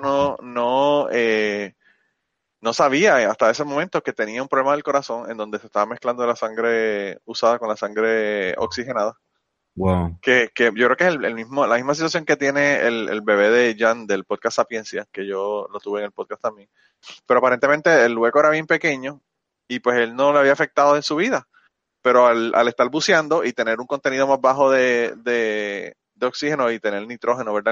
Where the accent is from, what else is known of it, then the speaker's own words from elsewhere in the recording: Puerto Rico; moved away as an adult; also born or lived in New York / Minnesota; now in United States; desde que me fui de Puerto Rico